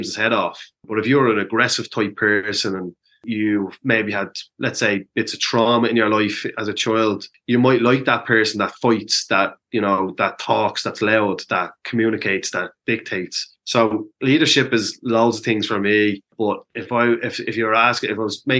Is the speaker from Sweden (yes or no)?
no; Dublin, Leinster, Ireland; I grew up in a community that there was a huge amount of community activists on the basis of how impoverished my community of Ballymun was